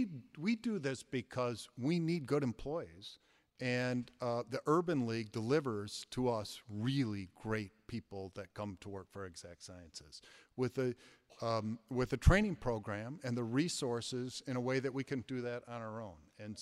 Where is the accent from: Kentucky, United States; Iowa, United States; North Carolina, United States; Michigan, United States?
Michigan, United States; Flint; Growing up in the Flint public school system, we got a tremendous education.